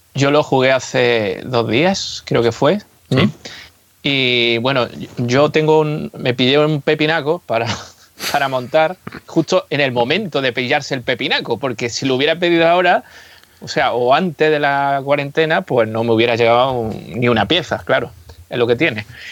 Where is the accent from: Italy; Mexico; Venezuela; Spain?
Spain; first language Spanish; los que somos de España